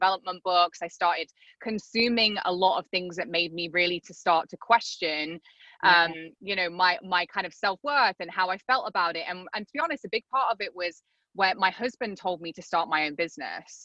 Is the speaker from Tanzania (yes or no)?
no; England, United Kingdom; moved away as an adult; also born or lived in Arizona; now in South Florida, United States; I'm not from the States, I'm from England. So I'd kind of grown up in England.